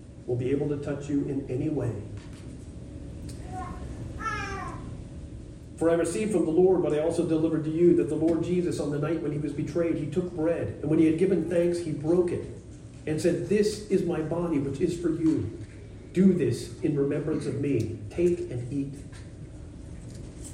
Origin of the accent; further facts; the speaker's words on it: United States; I'm an American